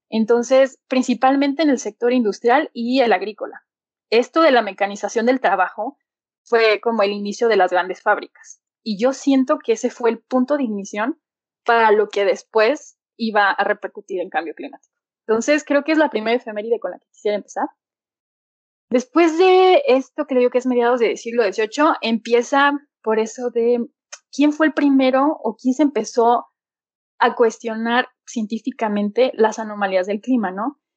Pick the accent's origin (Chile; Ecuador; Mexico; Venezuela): Mexico; Aguascalientes; also born or lived in Leeds, England; pues soy de Aguascalientes. Estudié ciencias ambientales en la Universidad Autónoma de, aquí de Aguascalientes